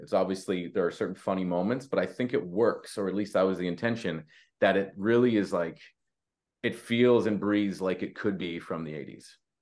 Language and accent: English; Canada; we're Canadian